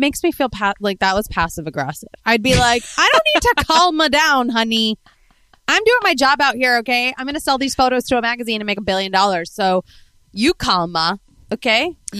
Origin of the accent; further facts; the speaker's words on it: Spain; Because I'm from España and I have warm blood.